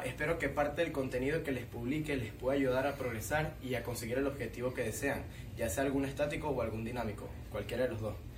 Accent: Falcón, Venezuela; soy del estado Falcón

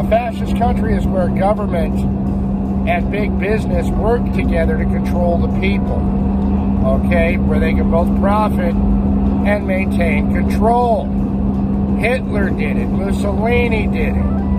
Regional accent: United States; As an American

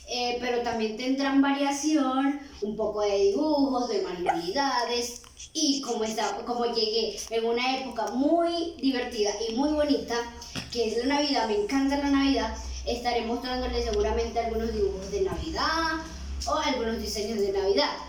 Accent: Cagua, Aragua, Venezuela; moved away as an adult; now in Medellín, Colombia; Pues soy de Venezuela, Maracay, Estado de Aragua, de un pueblito muy hermoso llamado Cagua. Algunos que me estén viendo pueden de seguro conocerlo. Así que, pero actualmente estoy viviendo en Colombia, Medellín.

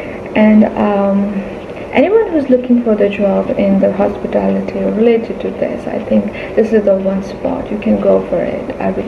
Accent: New Delhi, Delhi, India; now in Mumbai, India; I'm from New Delhi, currently working in Mumbai

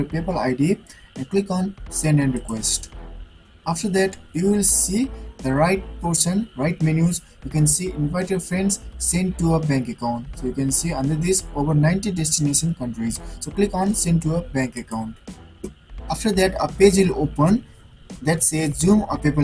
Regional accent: Nepal; I'm from Nepal

